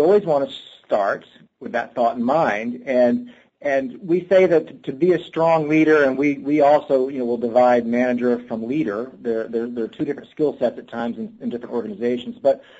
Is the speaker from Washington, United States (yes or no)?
no; Texas, United States; I grew up in Texas